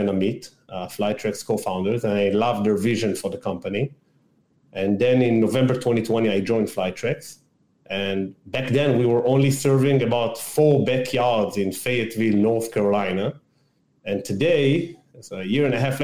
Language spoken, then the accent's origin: English; Israel; also born or lived in Massachusetts, United States / Washington, D.C., United States; So I'm born and raised in Israel in a small town outside of Tel Aviv.